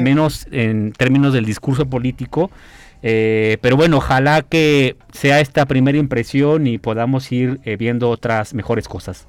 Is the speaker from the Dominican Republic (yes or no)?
no; San Luis Potosí, Mexico; soy del barrio de San Sebastián